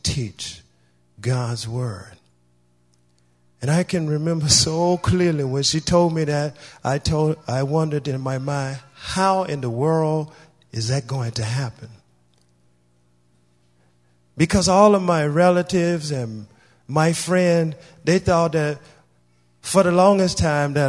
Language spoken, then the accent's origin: English; Louisiana, United States; I am originally from the South in Louisiana. I was born and raised there